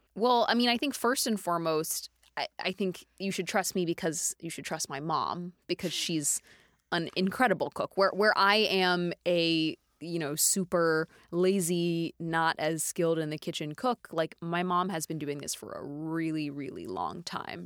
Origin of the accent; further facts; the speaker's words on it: Dallas, Texas, United States; I grew up in Dallas, Texas